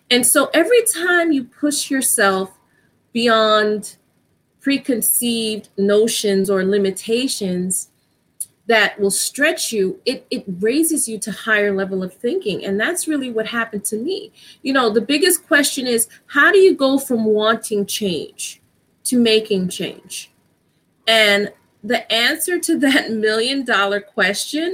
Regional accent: New York City, New York, United States; I'm from New York. Actually, I live in New York. I grew up in the Bronx

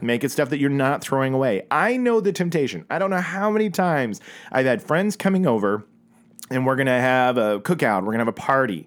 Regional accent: Oklahoma, United States; growing up in Oklahoma

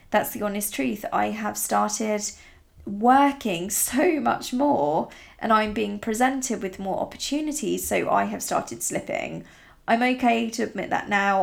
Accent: Italy; now in England; I grew up in really rural Italy

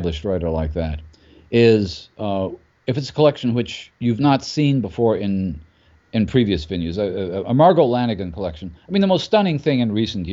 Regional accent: United States; as an American reader

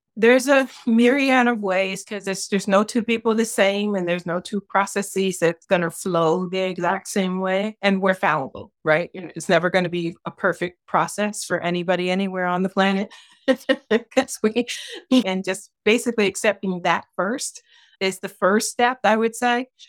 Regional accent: Detroit, Michigan, United States; I grew up in Detroit, Michigan in the sixties and seventies.

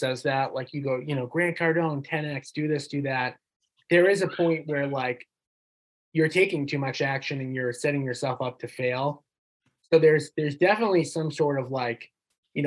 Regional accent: North Shore, Massachusetts, United States; we both know we grew up in the North Shore

